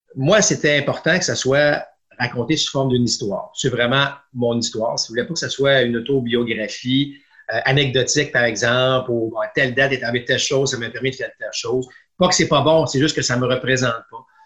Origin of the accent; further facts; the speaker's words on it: Quebec City region, Canada; je viens de la région de Québec